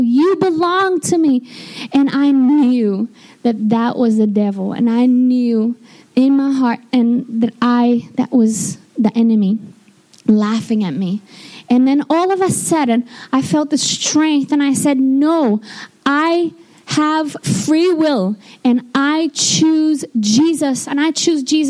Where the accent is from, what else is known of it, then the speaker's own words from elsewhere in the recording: Rio de Janeiro, Brazil; moved away; I'm from Brazil, and I was born in Rio de Janeiro. Um, my town is just across from the bay